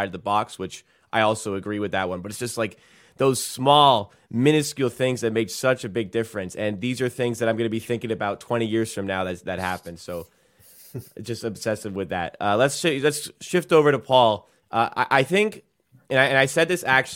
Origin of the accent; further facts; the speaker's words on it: England, United Kingdom; I am English.